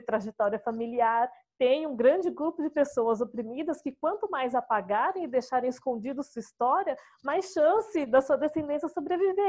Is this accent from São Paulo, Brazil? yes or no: yes; São Paulo, Brazil; Nascida e crescida é, em São Paulo